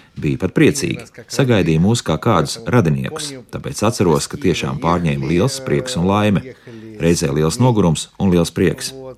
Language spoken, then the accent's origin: Latvian; southern Ukraine, Ukraine; moved away as an adult; now in Jurmala, Latvia; mēs esam no dienvidiem